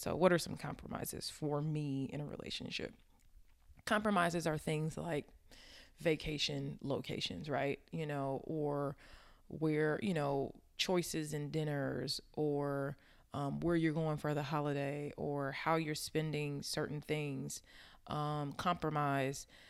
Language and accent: English; Inglewood, California, United States; I grew up in Inglewood, California.